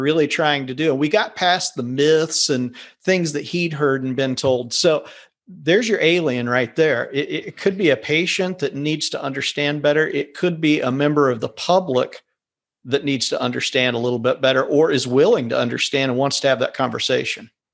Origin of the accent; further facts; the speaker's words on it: Kansas, United States; I'm from Kansas.